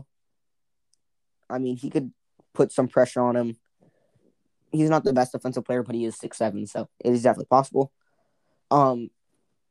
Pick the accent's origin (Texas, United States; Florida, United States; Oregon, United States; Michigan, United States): Oregon, United States; I was born in Oregon